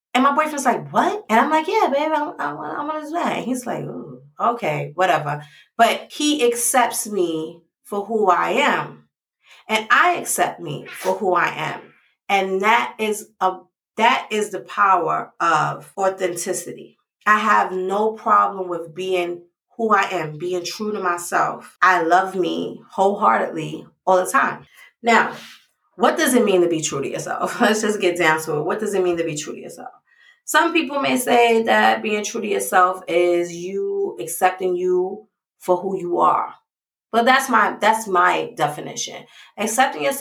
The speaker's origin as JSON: {"language": "English", "town": "New York City", "region": "New York", "country": "United States", "tie": "born or raised there", "said": "I grew up in the Bronx"}